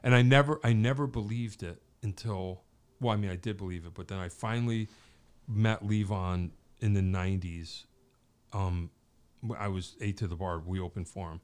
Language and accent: English; Wallingford, Connecticut, United States; also born or lived in Pittsburgh; growing up in Wallingford